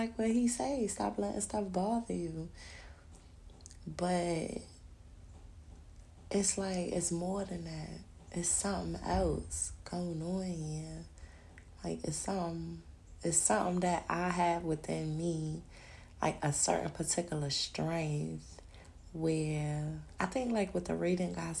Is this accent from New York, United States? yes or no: yes; New York City, New York, United States; I was born in Brooklyn